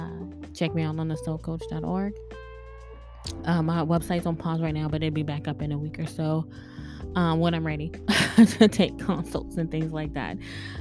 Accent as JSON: {"language": "English", "country": "Bahamas", "said": "Thank you so much for listening to me. I'm from the Bahamas."}